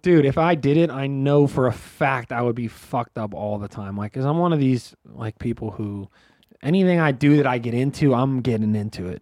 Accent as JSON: {"language": "English", "town": "Pittsburgh", "region": "Pennsylvania", "country": "United States", "said": "I'm from Pittsburgh"}